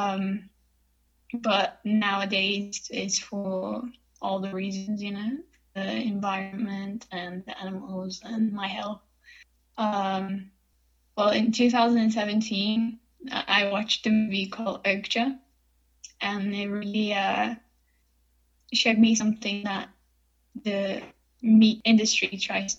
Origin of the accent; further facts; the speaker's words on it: Rio de Janeiro, Brazil; Born and raised in Rio de Janeiro, Brazil